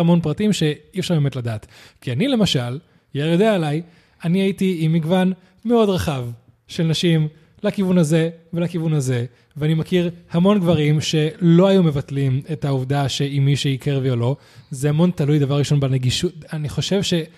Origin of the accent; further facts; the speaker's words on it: Spain; now in Israel; אני מגיע מאירופה, מספרד